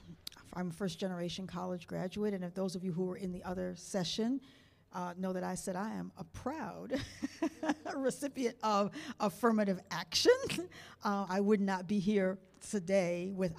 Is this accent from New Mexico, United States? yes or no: no; Niagara Falls, New York, United States; I was adopted, so I don't know the history of my family. I grew up in Niagara Falls, New York. My parents were Canadians. My mother was a proud Canadian.